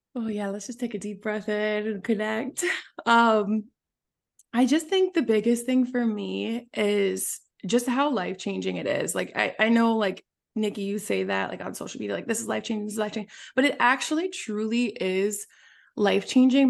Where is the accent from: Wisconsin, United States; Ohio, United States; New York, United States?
Wisconsin, United States; moved away as an adult; also born or lived in San Francisco; I was raised in Wisconsin, in a small town of, like, five thousand people.